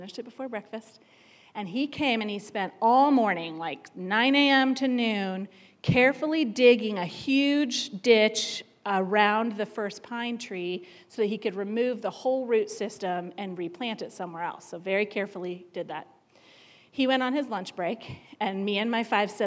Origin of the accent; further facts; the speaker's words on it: near Baltimore, Maryland, United States; I grew up in Maryland, right near Baltimore, and we lived on an acre of land that backed up to woods